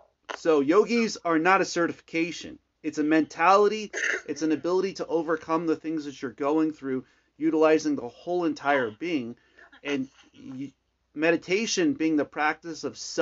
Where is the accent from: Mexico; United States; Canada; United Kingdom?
United States; California; now in Arizona, United States; So I came from California to Arizona.